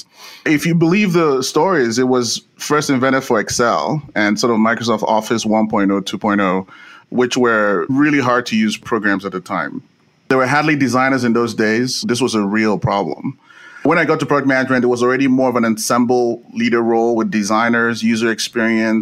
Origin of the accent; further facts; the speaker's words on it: Nigeria; moved away as an adult; now in United States; I was born in Nigeria and I came to the US to do grad school at USC